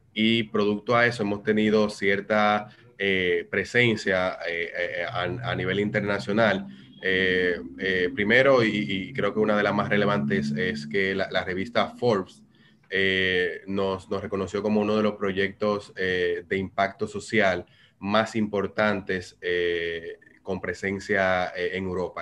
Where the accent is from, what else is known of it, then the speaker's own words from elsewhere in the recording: Dominican Republic; como dominicanos